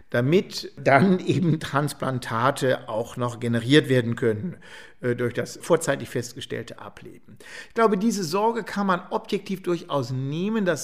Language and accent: German; Eichstätt, Bavaria, Germany; Wir haben, ich bin aus Eichstätt-Rebdorf, einen wunderbaren Friedhof.